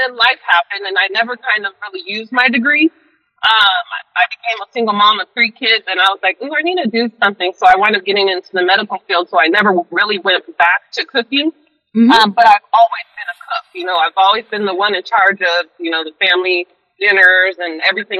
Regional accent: Alaska, United States; also born or lived in Kansas City, Missouri / Everett, Washington / Austin, Texas; So I kind of grew up in Alaska. I happened to move to Austin just because my mom and my stepdad, they were down there, and it was culinary school down there.

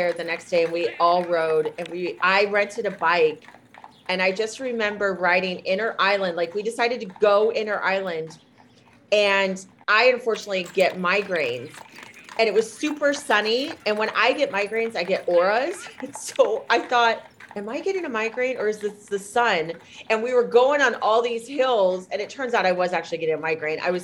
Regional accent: Northern Indiana, United States; I'm from Northern Indiana

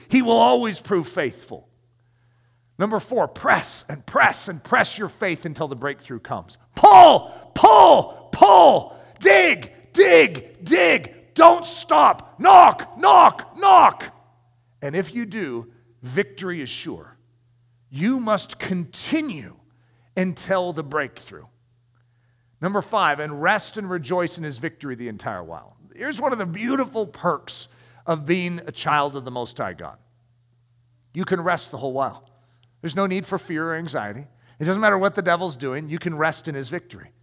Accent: United States; as an American

